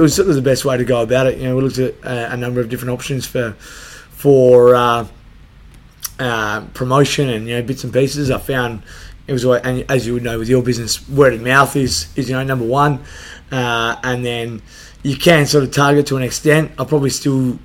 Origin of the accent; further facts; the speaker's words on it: Adelaide, South Australia, Australia; I grew up in Salisbury